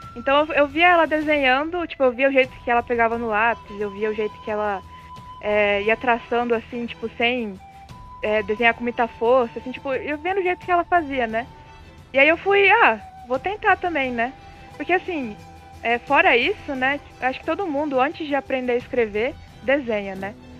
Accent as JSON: {"language": "Portuguese", "town": "Brasília", "region": "Federal District", "country": "Brazil", "moved": "yes", "lives_now": "Cascavel, Brazil", "said": "eu moro em Cascavel, Paraná mas eu sou de Brasília."}